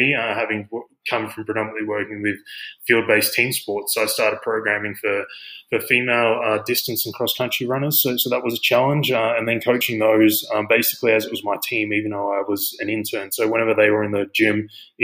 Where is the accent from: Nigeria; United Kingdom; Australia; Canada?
Australia; moved away as an adult; now in United States; I'm obviously from Australia. So I've been in the US for 10 years now.